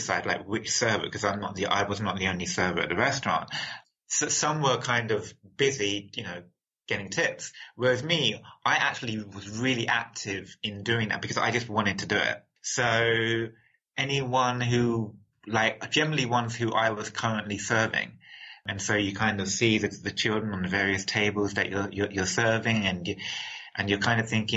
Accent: London, United Kingdom; I was born in London, England

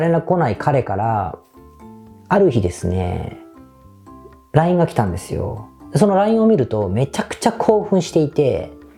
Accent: Osaka, Japan; moved away as an adult; now in Tokyo, Japan; 僕大阪出身なんですが

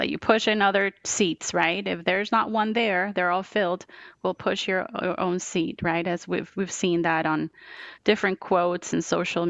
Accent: Bogotá, Colombia; English is a second language; moved away as an adult; now in United States; I was born and raised in Bogota, Colombia, in South America, and did all of school and the first year of college in Bogota

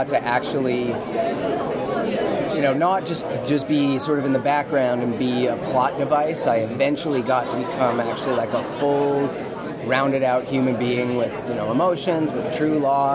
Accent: Vancouver, British Columbia, Canada; I'm from Vancouver.

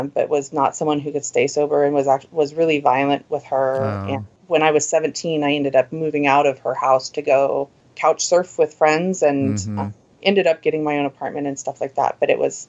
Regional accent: Oregon, United States; also born or lived in Southern California; now in Seattle, United States; I was born and raised in Oregon

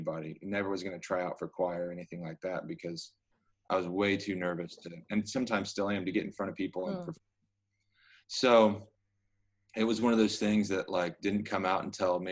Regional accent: Clearwater, Kansas, United States; moved away as an adult; now in Nashville, United States; I was living in Clearwater, which is my hometown. It's like maybe a half hour south of Wichita

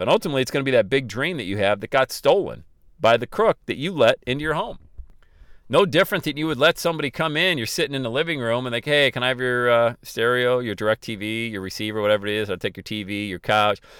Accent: Ohio, United States; my hometown here in Ohio

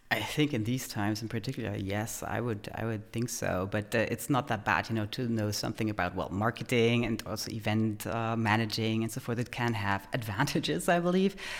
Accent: Germany; moved away as an adult; also born or lived in Poland / United States; now in Vienna, Austria; Originally from Poland, I grew up in Germany

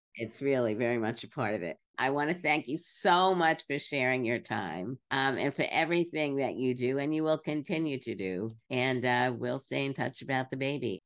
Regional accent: Brooklyn, New York, United States; I grew up in Brooklyn.

